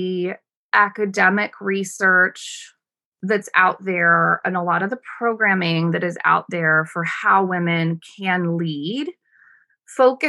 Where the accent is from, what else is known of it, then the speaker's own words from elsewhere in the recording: United States; moved away as an adult; also born or lived in Sri Lanka; as an American woman